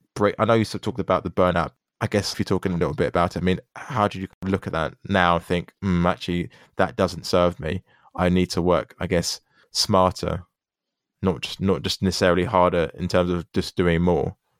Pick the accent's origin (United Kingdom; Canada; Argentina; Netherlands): United Kingdom; born here